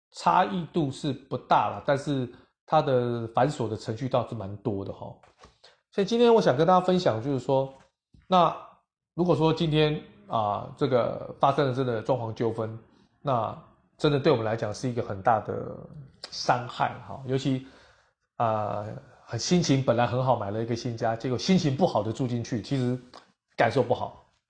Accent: Taiwan; 我们台湾人都非常有礼貌

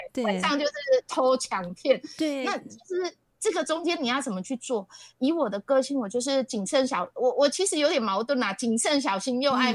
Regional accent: Taichung, Taiwan; 我是从小在都市台中市长大的人

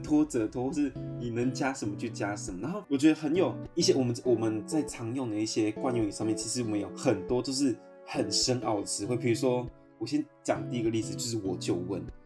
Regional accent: Hualien County, Taiwan; now in Taipei, Taiwan; 我是在那个上来台北吧，我是上来台北才学的。但在花莲也不会这样讲，然后或是我在部落就几乎都是。我觉得应该是族群的关系

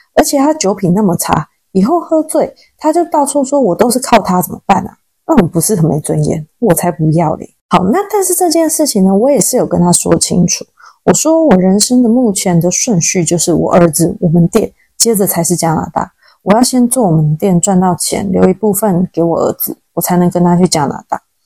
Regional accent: Taiwan; now in Sichuan, China; 我们台湾人就是很有礼貌，不喜欢让别人等。

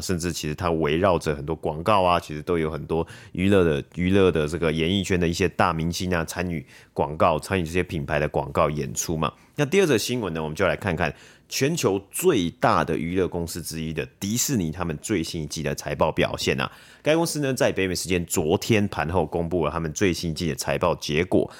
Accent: Taiwan; 我们台湾人

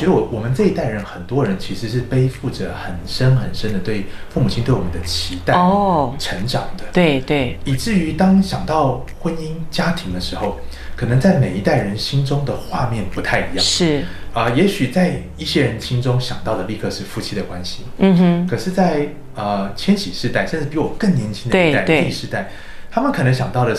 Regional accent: Taiwan; moved away as an adult; also born or lived in United States; 那我是在台湾出生长大的

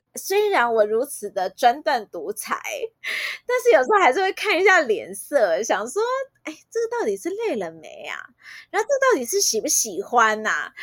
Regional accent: Taiwan; 因为台湾真的是全世界相对安全的地方，就我们的治安真的老实说算是蛮不错的

